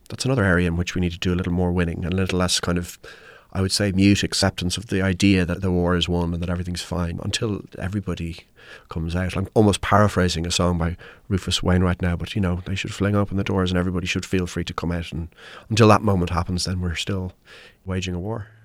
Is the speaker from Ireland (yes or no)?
yes; Ireland; I'm Irish